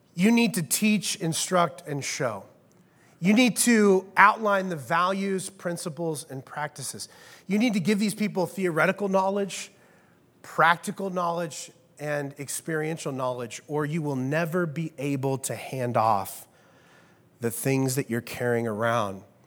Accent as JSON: {"language": "English", "region": "Midwest", "country": "United States", "said": "I am from the Midwest"}